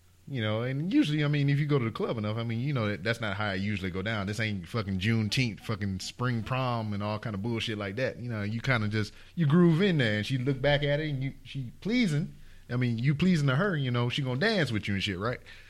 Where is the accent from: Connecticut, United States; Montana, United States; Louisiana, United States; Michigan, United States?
Louisiana, United States; Lake Charles; moved away as an adult; I'm from Lake Charles